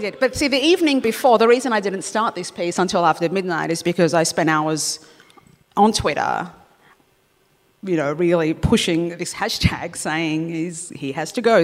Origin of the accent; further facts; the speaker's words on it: Australia; having lived here since I was two